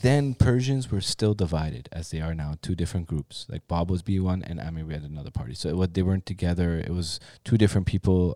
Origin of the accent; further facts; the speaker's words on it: Toronto, Ontario, Canada; also born or lived in Iran; me growing up in Toronto, there was, like, we grew up in Forest Manor